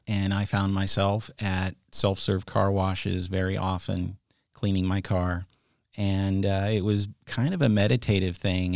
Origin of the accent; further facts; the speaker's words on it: San Jose, California, United States; moved away as an adult; now in Sonoma County, United States; grew up in the South Bay, in San Jose